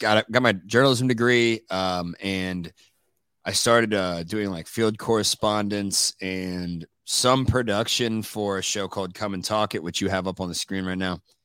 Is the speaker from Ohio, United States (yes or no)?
yes; Dayton, Ohio, United States; also born or lived in Northern California; now in Austin, United States; I moved here from, uh, Northern California, but I'm originally from Ohio, Dayton, Ohio